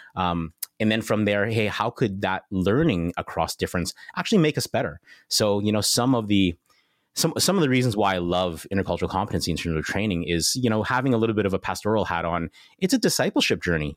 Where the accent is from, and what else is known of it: Canada